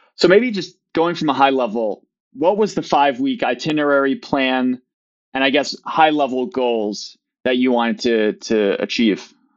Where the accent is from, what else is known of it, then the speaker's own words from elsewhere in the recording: Midwest, United States; also born or lived in Maine; I'm a Midwesterner as well